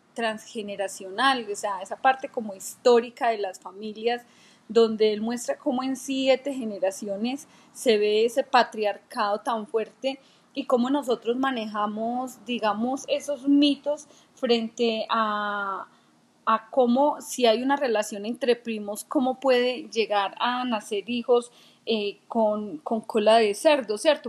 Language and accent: Spanish; Colombia; soy colombiana y como colombiana, mis raíces son desde allá